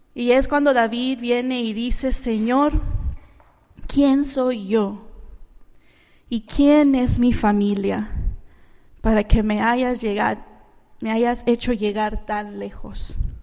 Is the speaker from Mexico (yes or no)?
no; Managua, Nicaragua; now in United States; yo no nací aquí en los Estados Unidos, yo nací en Managua, Nicaragua